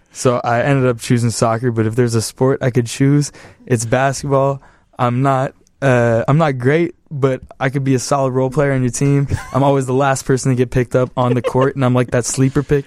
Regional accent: Los Angeles, California, United States; moved away as an adult; now in Chicago, United States; West Valley, too. So, like, deep, deep valley

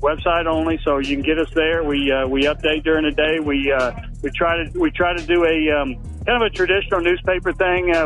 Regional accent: Huntsville, Alabama, United States; I grew up in Huntsville

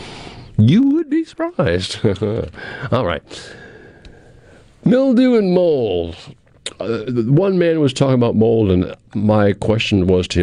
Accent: Cape Cod, Massachusetts, United States; moved away as an adult; I'm a kid from Cape Cod, Massachusetts. Well, when I was growing up in Cape Cod and in high school and college

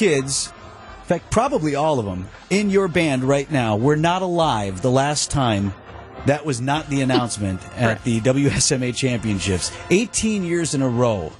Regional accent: Wauwatosa, Wisconsin, United States; I'm from Wauwatosa East.

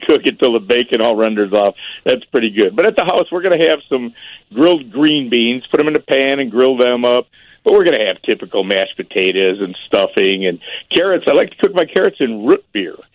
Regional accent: Berwyn, Illinois, United States; moved away as an adult; also born or lived in Chicago / Oak Park / Lyons / Willowbrook; I was born in the city, and my parents, when I was four, moved to Berwyn. So I spent most of my life in Berwyn

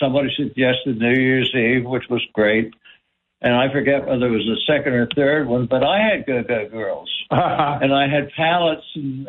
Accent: Ambler, Pennsylvania, United States; North of Philadelphia. Ambler happens to be the town.

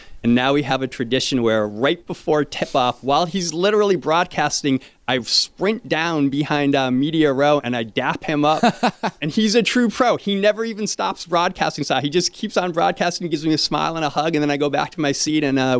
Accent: Connecticut, United States; now in South Florida, United States; I grew up in Connecticut

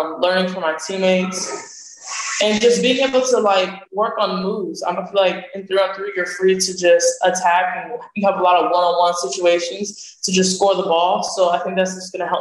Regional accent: Palm Beach, Florida, United States; also born or lived in Puerto Rico; my hometown

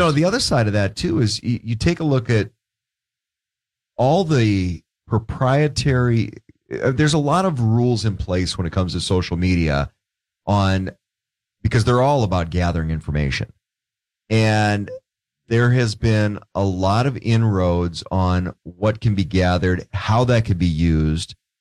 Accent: Grand Forks, North Dakota, United States; also born or lived in Portland; one of the things I used to do growing up in Grand Forks

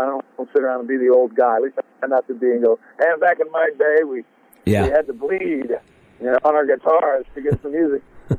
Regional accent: Oregon, United States; also born or lived in Sacramento; I was born in Sac, and then moved up to Southern Oregon. We had a cattle ranch up there.

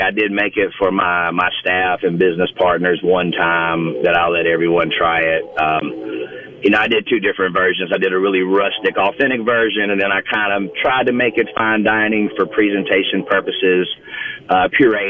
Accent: Mississippi, United States; accent: Mississippi; my Mississippi accent

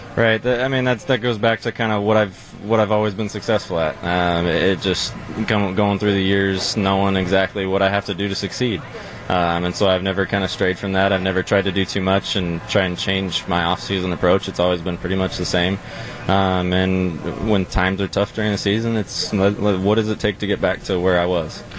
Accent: Arizona, United States; moved away as an adult; also born or lived in Seattle, Washington; now in Milwaukee, United States; I moved to Arizona pretty young

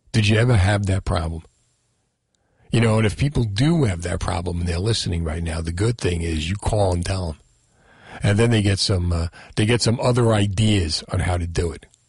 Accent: Union City, New Jersey, United States; also born or lived in Marlboro, New Jersey; my family moved to Marlboro in the '70s after growing up in Union City

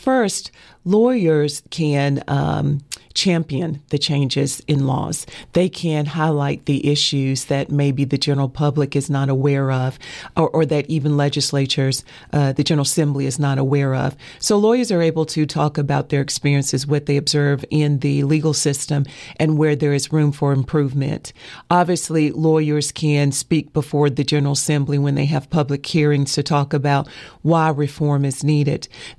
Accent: Asheville, North Carolina, United States; Born and raised in Asheville, yes.

